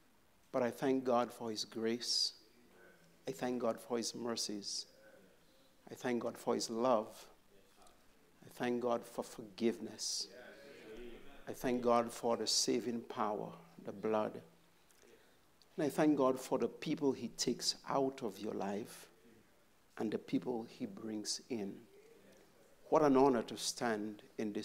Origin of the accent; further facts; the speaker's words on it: St. Lucia; I grew up in St. Lucia, born bred